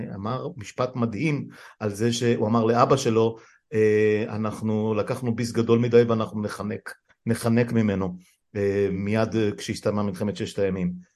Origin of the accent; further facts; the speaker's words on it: Afula, Northern District, Israel; אני גדלתי, נולדתי בעמק יזרעאל, גדלתי בליבה שלהם בעפולה